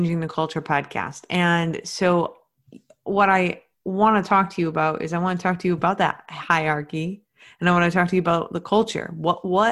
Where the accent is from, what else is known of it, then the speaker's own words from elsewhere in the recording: Maine, United States; I'm from Maine